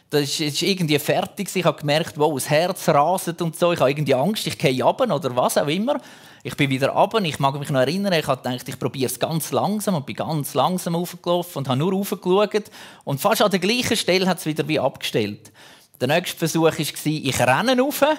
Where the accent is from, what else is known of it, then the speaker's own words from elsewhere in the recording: Zurich, Switzerland; früher, wir hatten so einen Turm, dort, wo ich aufgewachsen bin, im Zürich-Unterland. Dort hat es den Irchelturm gegeben.